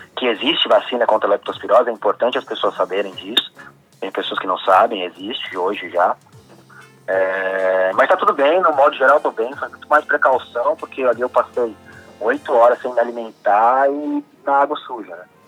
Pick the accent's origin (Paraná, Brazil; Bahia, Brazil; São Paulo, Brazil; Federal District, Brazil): São Paulo, Brazil; São Bernardo do Campo; Primeiro eu sou de São Bernardo, né? Eu sou nascido em São Bernardo, a família reside aqui